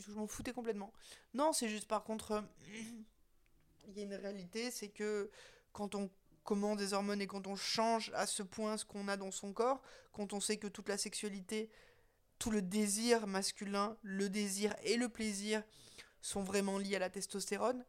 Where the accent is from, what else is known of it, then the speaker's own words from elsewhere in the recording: Windward Islands, French Polynesia; moved away; je me suis retrouvée à Tahiti, là où j'ai grandi